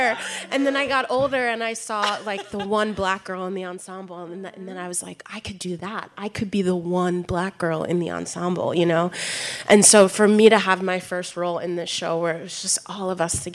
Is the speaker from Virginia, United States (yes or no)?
no; Baltimore, Maryland, United States; where I'm from Baltimore